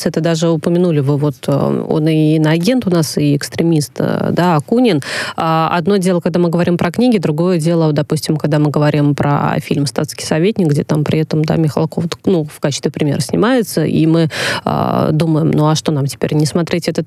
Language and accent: Russian; Saratov, Saratov Oblast, Russia; born there; Я могу сказать, как уроженка Саратова, там есть и проспект Столыпина, и университет имени Столыпина